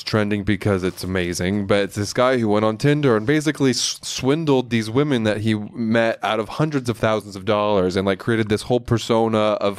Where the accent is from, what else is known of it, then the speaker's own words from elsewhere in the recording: Pembroke Pines, Florida, United States; moved away; I grew up in Florida and I was traumatized as a Catholic all throughout my childhood.